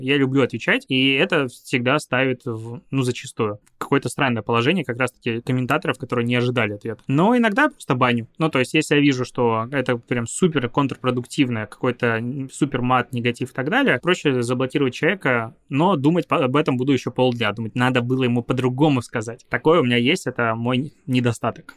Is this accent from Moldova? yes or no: no; Belarus; moved away as an adult; also born or lived in Crimea / Minsk; now in Saint Petersburg, Russia; я вообще родился в Крыму и тут просто вырос